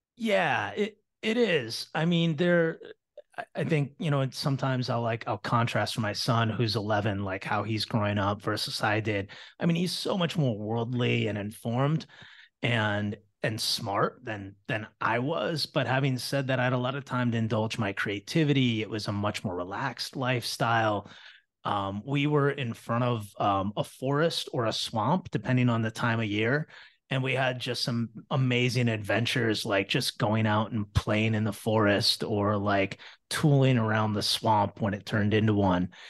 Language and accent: English; Battle Creek, Michigan, United States; also born or lived in Toledo, Ohio; I was born in Toledo, Ohio, and then my, um, my father got a job in Battle Creek, Michigan, and we moved to a street called Hogue Road